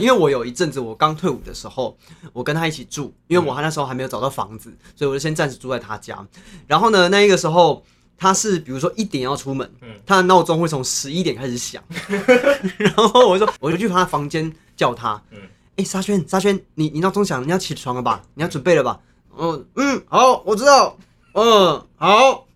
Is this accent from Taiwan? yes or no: yes; Chiayi, Taiwan; 我是嘉义人